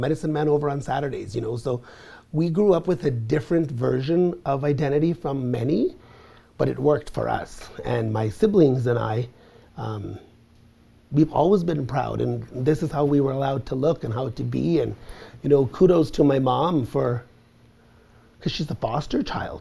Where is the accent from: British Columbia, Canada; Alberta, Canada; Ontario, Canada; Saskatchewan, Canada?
Ontario, Canada; Garden River First Nation, near Sault Ste. Marie; I'm from the Garden River First Nation